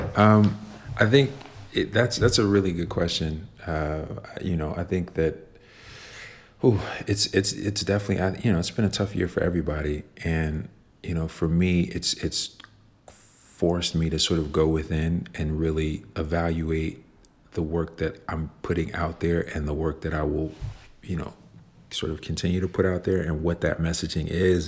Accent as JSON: {"language": "English", "town": "Chicago", "region": "Illinois", "country": "United States", "tie": "born or raised there", "said": "I grew up in Chicago"}